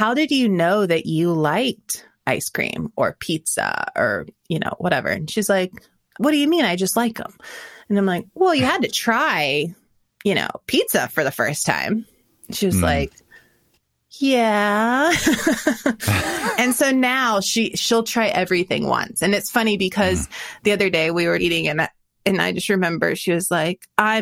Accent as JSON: {"language": "English", "region": "Florida", "country": "United States", "tie": "born or raised there", "said": "I grew up eating a lot of gator tail because I grew up in Florida"}